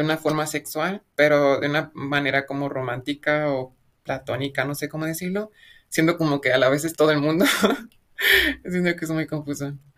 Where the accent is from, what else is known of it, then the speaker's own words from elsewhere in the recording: Mexico; mi pueblo es muy chiquito, entonces no hay mucho como ruido sobre el feminismo, pero últimamente el feminismo radical se ha estado como que haciendo popular en todo México